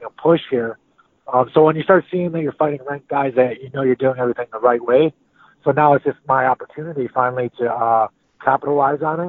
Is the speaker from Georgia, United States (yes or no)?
no; St. Cloud, Minnesota, United States; I'm from St. Cloud, Minnesota, you know, fighting out of St. Cloud, Minnesota, just so everyone knows for sure that, you know, I'm a Minnesota boy.